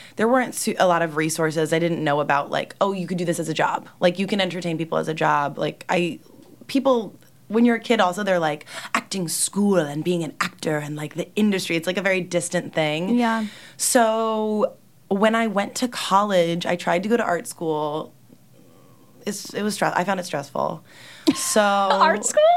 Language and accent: English; New Jersey, United States; moved away as an adult; now in New York City, United States; I'm from Jersey